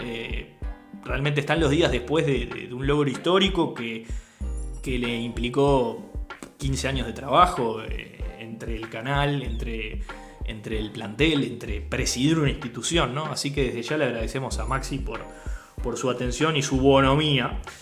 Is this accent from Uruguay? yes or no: yes; Uruguay; como uruguayos